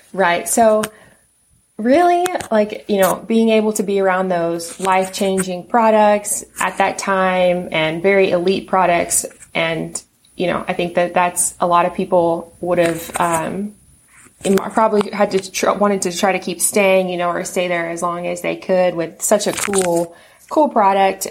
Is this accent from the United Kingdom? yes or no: no; Texas, United States; moved away as an adult; now in West Coast, United States; I'm originally from Texas and they moved me out here